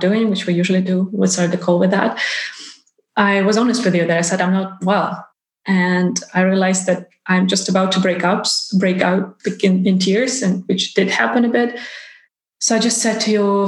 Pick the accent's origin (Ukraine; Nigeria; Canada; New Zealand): Ukraine; now in Iceland; I'm originally from Ukraine and my family is still there